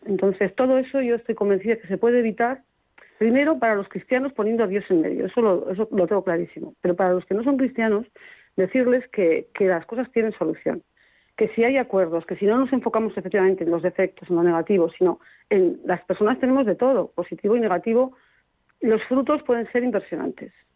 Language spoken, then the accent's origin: Spanish; Burgos, Castile and León, Spain; yo soy de Burgos